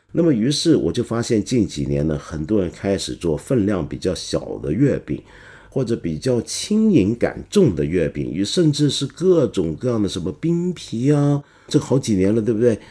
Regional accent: Guangdong, China; 我们广东人要追月嘛

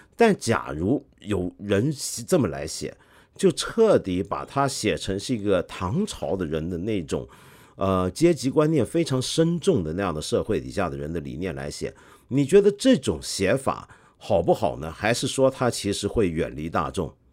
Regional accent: China; 我们中国人有时候对于中国历史的很多的想象

